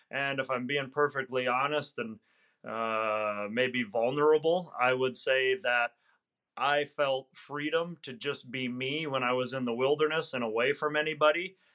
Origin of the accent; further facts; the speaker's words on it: Wisconsin, United States; Wisconsin, Northwest Wisconsin.